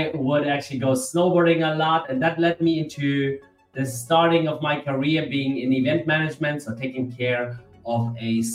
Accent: Bavaria, Germany; I am born and raised in Germany, so I've got a very intercultural background. My mom's from Germany, my dad's from Nigeria, and I was raised in Bavaria, deep down in the south

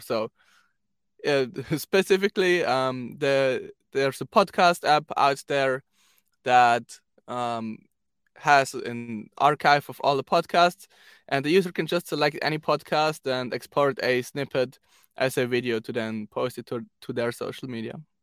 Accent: Zurich, Switzerland; I am from Zurich, Switzerland

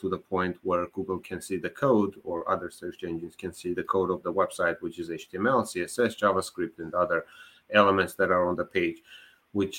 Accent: Armenia; moved away; I was born in Armenia. I graduated my university there

